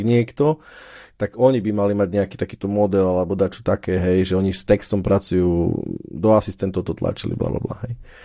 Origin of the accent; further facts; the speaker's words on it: Slovakia; now in Germany; my na Slovensku